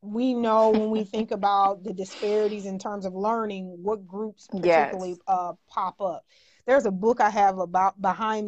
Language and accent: English; North Chicago, Illinois, United States; also born or lived in Vicksburg, Mississippi / Waukegan, Illinois; went to school in North Chicago up to the age of 8